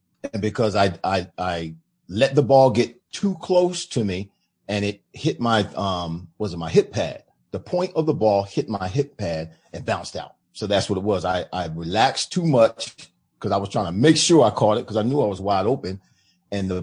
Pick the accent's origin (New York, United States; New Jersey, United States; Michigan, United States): New Jersey, United States; moved away as an adult; also born or lived in Florida; back home where I'm from